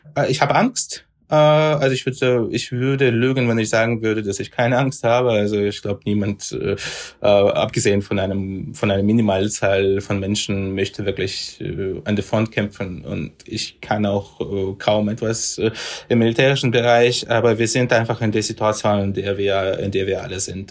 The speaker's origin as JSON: {"language": "German", "town": "Sevastopol", "region": "Crimea", "country": "Ukraine", "tie": "born or raised there", "moved": "yes", "lives_now": "Kyiv, Ukraine", "said": "ein Bier in Sevastopol trinken, also in meiner Heimatstadt"}